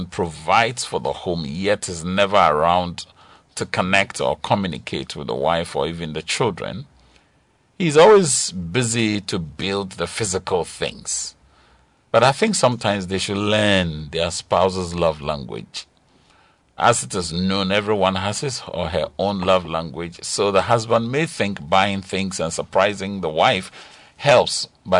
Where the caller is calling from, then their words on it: Kpong, Eastern Region, Ghana; from Kpong.